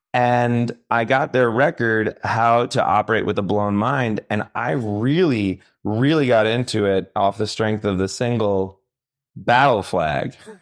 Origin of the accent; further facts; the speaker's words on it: Long Island, New York, United States; growing up on Long Island